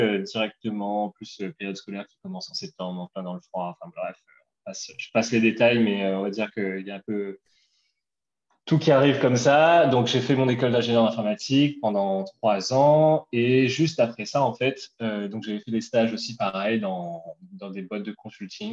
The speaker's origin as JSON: {"language": "French", "town": "Bras-Panon", "country": "Réunion", "tie": "born or raised there", "also_born_or_lived": "Paris", "moved": "as an adult", "said": "j'ai grandi à La Réunion jusqu'à jusqu'à mes 20 ans, 21 ans. Euh, euh, j'étais à, à Brapanon, à saint Voilà, je suis un gars de l'Est"}